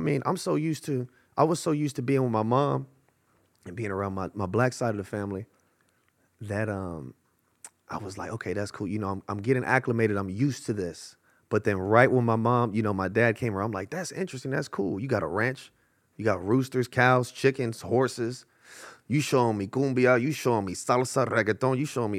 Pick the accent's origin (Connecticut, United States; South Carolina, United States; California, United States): California, United States; Los Angeles; West LA. West Los Angeles, bro. Fairfax District, Marvin, Washington, La Cienega Heights, Little Ethiopia, all that shit, Olympic.